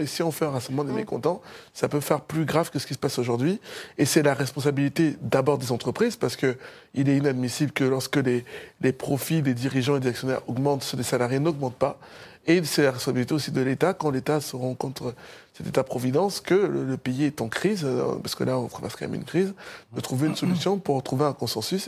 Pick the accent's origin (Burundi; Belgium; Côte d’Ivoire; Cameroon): Cameroon; now in France; Moi, je suis originaire du Cameroun